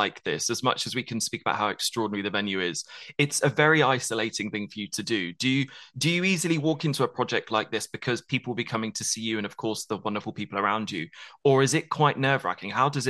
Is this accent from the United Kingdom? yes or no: yes; United Kingdom